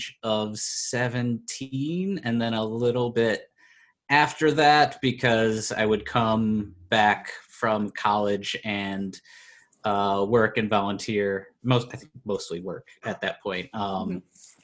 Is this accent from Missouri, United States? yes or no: no; Moline, Illinois, United States; I'm from Moline, so I lived in Illinois